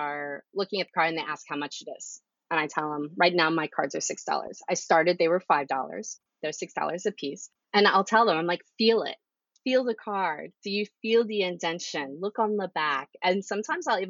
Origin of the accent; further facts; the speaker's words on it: Texas, United States; now in Baltimore, United States; I'm originally from Texas.